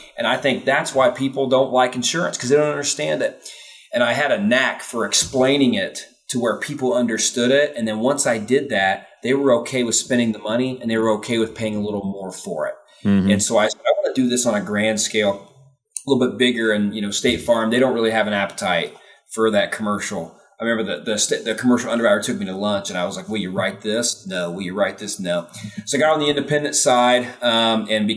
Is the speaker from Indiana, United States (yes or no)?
yes; Indiana, United States; I was born and raised in Indiana